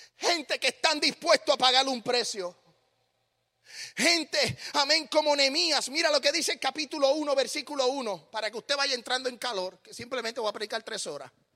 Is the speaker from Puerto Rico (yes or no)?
yes; Puerto Rico; moved away as an adult; also born or lived in Smyrna, Tennessee / San Juan, Puerto Rico; now in United States; Yo nací en Puerto Rico